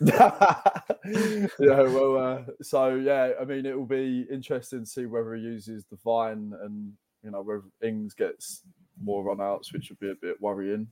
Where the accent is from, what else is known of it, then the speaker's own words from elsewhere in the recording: London, United Kingdom; I grew up in Barkingside in East London.